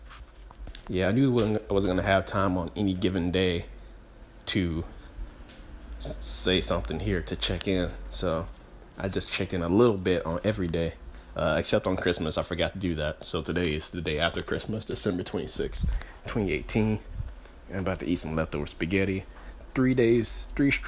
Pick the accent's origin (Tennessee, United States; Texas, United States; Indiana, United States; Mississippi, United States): Mississippi, United States; Greenville; moved away; my hometown, Greenville, Mississippi.